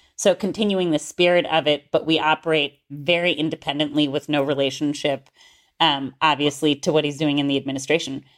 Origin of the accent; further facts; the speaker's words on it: Gainesville, Florida, United States; moved away as an adult; also born or lived in Oxford, United Kingdom; now in Northern California Bay Area, United States; I grew up in North Central Florida in a town called Gainesville.